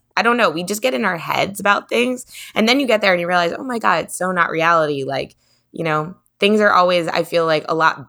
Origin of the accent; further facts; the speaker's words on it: New York, United States; that is the cool thing about growing up in New York, or like being like a kid in New York, or being like a young adult in New York